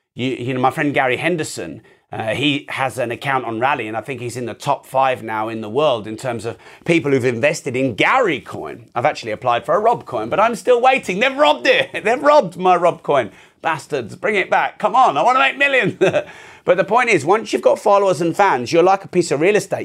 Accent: United Kingdom; I'm very British

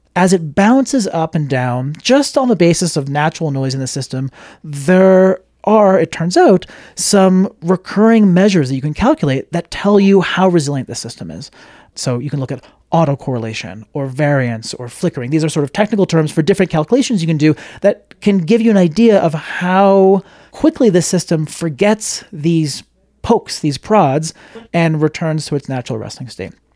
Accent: Montreal, Quebec, Canada; I'm from Montreal, Canada

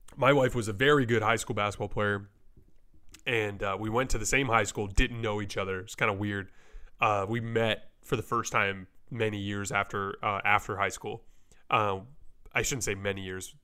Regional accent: Tucson, Arizona, United States; we're also from Tucson

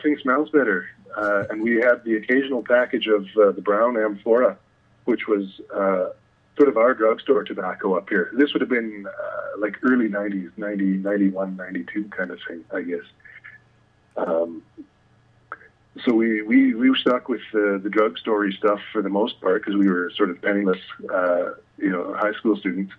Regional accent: Calgary, Alberta, Canada; I grew up in the beautiful city of Calgary

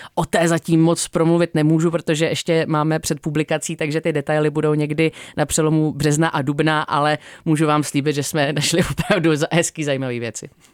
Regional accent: Czechia; u nás v Čechách

